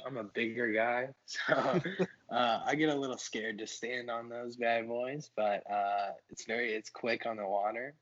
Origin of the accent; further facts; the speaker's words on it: New Carlisle, Ohio, United States; I'm from New Carlisle, Ohio